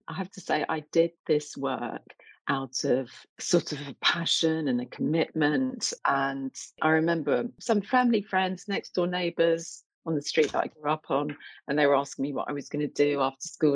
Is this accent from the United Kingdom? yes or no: yes; London, United Kingdom; also born or lived in Essex; i grew up in east london child of jamaican immigrants